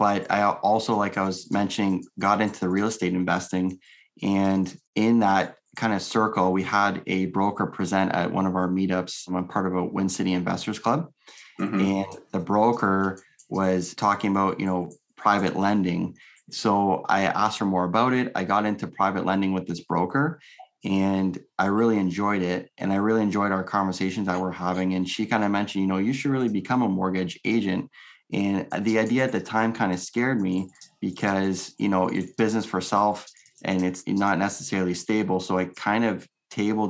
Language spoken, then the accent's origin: English; Windsor, Ontario, Canada; I'm from Windsor, Ontario